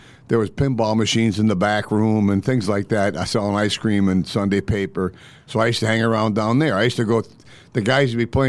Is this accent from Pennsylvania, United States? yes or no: yes; Scranton, Pennsylvania, United States; I was born in Scranton